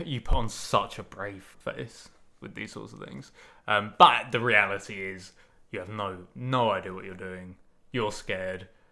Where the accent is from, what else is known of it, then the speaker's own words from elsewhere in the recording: United Kingdom; I'm British